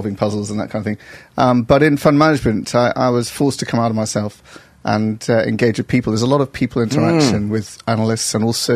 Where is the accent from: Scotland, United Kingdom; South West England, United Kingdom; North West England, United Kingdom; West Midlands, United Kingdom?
North West England, United Kingdom; Stockport; moved away as an adult; also born or lived in Oxford / Barnet, London; now in London, United Kingdom; I grew up in Stockport, actually, just south of Manchester